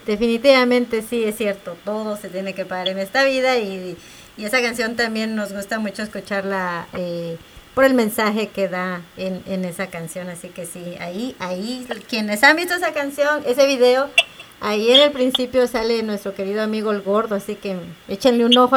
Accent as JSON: {"language": "Spanish", "region": "Quetzaltenango", "country": "Guatemala", "tie": "born or raised there", "said": "yo soy de Shela"}